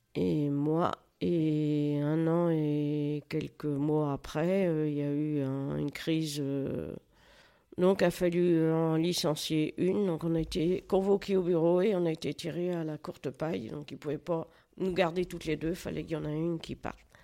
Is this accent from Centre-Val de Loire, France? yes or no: yes; Toury, Centre-Val de Loire, France; je suis née à Toury, et mes parents étaient agriculteurs